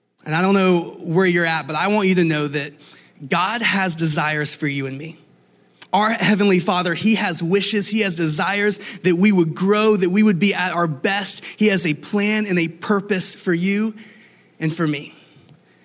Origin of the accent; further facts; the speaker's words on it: Atlanta, Georgia, United States; I'm from Atlanta